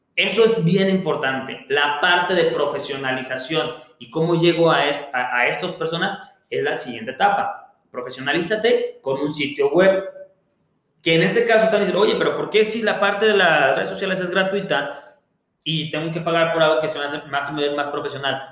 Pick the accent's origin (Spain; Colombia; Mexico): Mexico; somos mexicanos